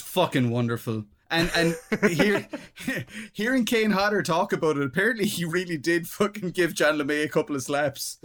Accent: Ireland; being Irish, we're, we're incredibly self-deprecating people

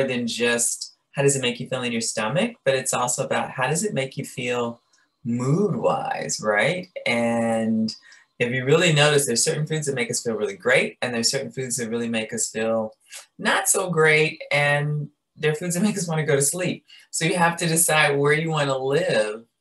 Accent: Chicago, Illinois, United States; I'm from Chicago, very meat and potatoes

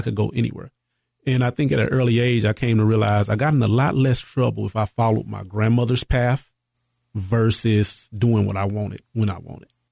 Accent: East Texas, United States; also born or lived in Marshall, Texas / Carthage, Texas / Dallas, Texas; I'm originally from East Texas, a small town, Marshall

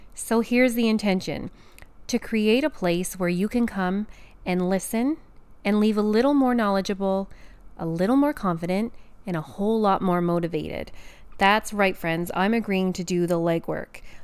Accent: Canada; I'm a Canadian pharmacist

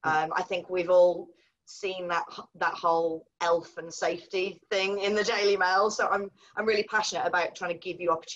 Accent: Cardiff, Wales, United Kingdom; So I'm actually a Welsh girl, which I don't think you would know from the accent. I don't have the accent anymore. So I grew up in Cardiff, in a little village called Whitchurch, or Reglwys Newydd, as we would say in Welsh.

